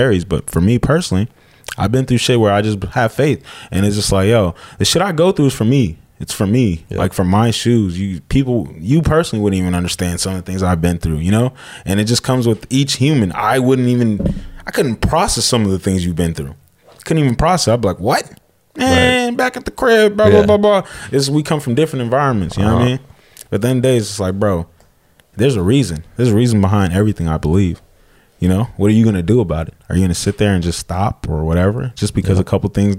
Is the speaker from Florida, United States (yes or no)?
no; Escondido, California, United States; growing up in Escondido and shit, in San Diego in general